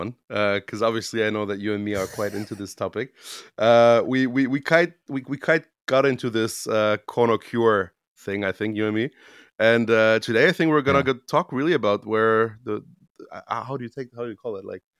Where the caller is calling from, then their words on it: Romania; English is a second language; Yeah, I'm in the living room of my mother's house, which is, actually our house in Romania.